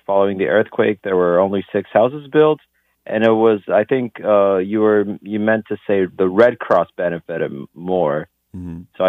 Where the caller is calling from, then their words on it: Lisbon, Portugal; calling from Lisbon.